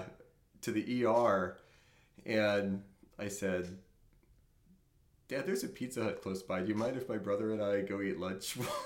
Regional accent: New Orleans, Louisiana, United States; I grew up in New Orleans.

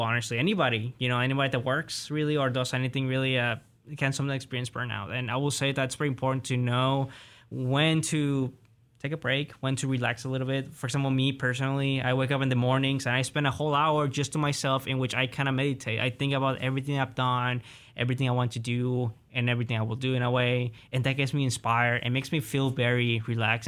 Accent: Colima, Mexico; also born or lived in Oklahoma, United States; now in United States; in my hometown, Colima, because I'm from the west of Mexico

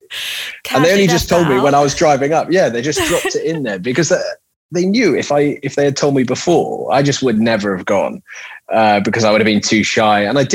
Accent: Switzerland; I was born and brought up in Switzerland.

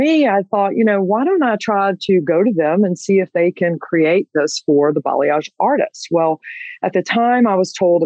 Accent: Georgia, United States; I am from Georgia

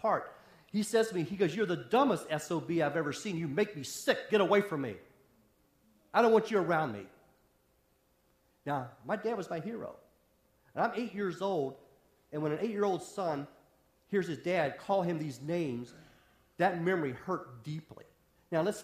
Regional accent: West Virginia, United States; moved away; also born or lived in Wisconsin; I grew up in the hills of West Virginia

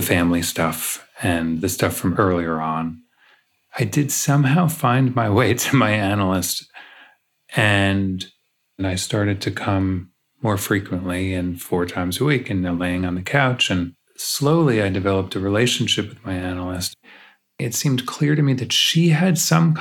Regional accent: New York, United States; now in Los Angeles, United States; I grew up in New York

